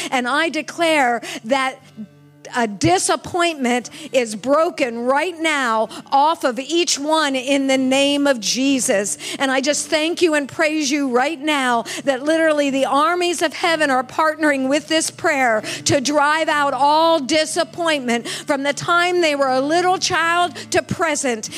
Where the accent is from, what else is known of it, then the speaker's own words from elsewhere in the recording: United States; this person from the United States, this little white lady from the United States.